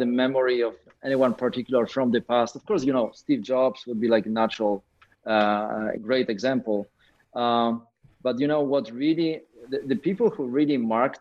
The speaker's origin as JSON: {"language": "English", "country": "Poland"}